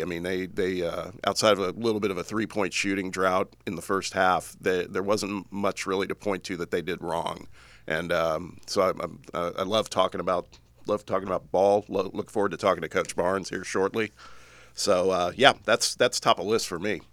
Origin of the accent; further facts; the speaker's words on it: Indianapolis, Indiana, United States; moved away as an adult; also born or lived in Los Angeles; moved back to my hometown of Indianapolis